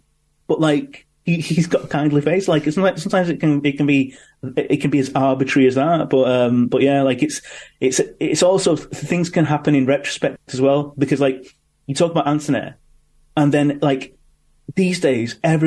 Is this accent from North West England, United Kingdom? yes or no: yes; Manchester, North West England, United Kingdom; born or raised there